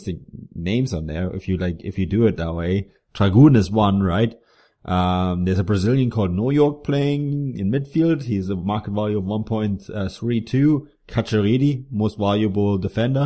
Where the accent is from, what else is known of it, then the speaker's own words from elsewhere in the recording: Munich, Bavaria, Germany; I grew up in Munich, so I'm an 1860 fan